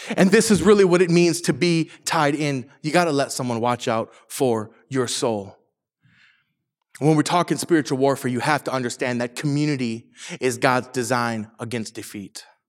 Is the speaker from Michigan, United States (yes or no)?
yes; Saginaw, Michigan, United States; now in Orange County, United States; I'm from, I'm from Michigan, from Saginaw, Michigan particularly